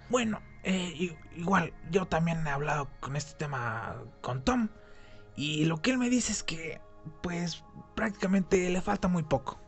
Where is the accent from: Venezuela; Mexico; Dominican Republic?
Mexico